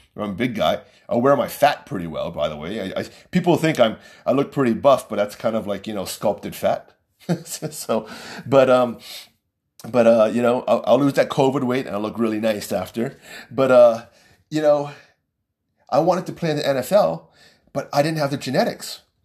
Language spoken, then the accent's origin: English; United States; as an American.